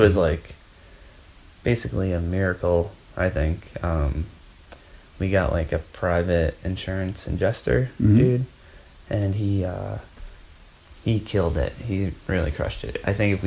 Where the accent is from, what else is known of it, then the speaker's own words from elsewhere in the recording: New Hampshire, United States; when I was born in New Hampshire